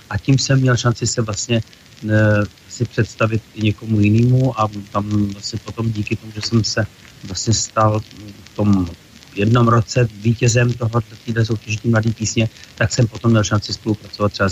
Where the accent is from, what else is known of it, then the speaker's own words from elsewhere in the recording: Čadca, Žilina Region, Slovakia; Ano, zastavím, protože tam mám rodinu, mám tam maminku, e, mám tam bratra s rodinou, takže tam jezdím docela často.